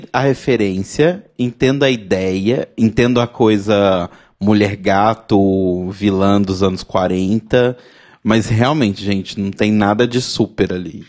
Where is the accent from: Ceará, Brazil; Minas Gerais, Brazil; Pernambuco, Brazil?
Minas Gerais, Brazil; Belo Horizonte; Belo Horizonte, minha cidade natal